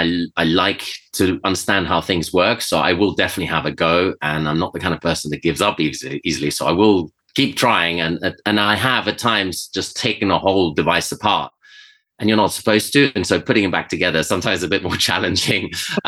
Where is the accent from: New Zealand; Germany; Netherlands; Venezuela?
Venezuela; also born or lived in Switzerland; And so I was always around that growing up in Venezuela and in Switzerland.